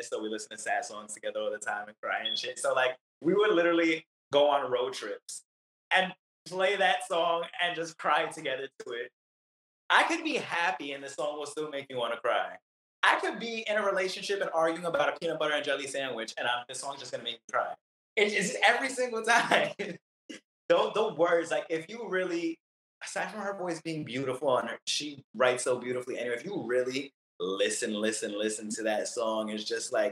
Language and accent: English; New York City, New York, United States; now in Florida, United States; Brooklyn's my home